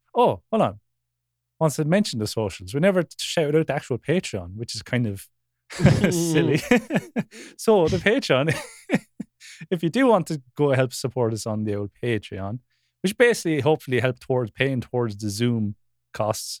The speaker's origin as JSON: {"language": "English", "area": "Wexford", "region": "Leinster", "country": "Ireland", "said": "a fellow Wexfordian podcast host"}